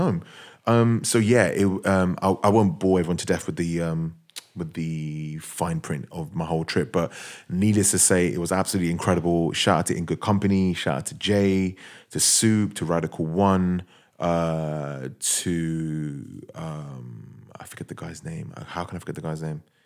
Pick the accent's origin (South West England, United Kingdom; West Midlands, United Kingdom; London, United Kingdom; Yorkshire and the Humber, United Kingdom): London, United Kingdom; I'm a guy from London